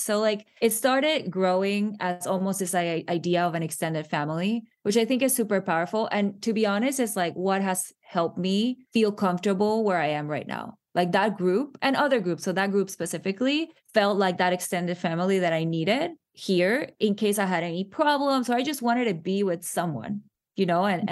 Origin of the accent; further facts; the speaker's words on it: Panama; moved away as an adult; now in United States; I am from Panama. I was born and raised there.